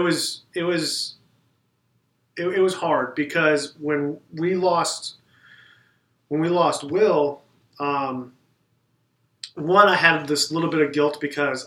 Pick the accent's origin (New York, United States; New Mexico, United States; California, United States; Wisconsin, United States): Wisconsin, United States; South Milwaukee; we were in South Milwaukee, Okay. So a little suburb of South Milwaukee